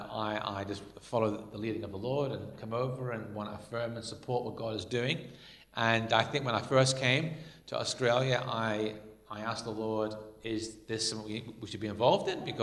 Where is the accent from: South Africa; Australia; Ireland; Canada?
Ireland; I was brought up in Ireland, and um, because I, I, was brought up as a Protestant in Ireland